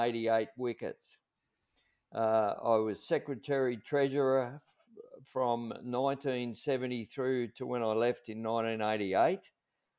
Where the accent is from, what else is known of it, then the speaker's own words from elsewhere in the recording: Red Hill, Victoria, Australia; I grew up in Red Hill. My family lived in Sheehan's Road, and I did all my schooling at the Red Hill Consolidated School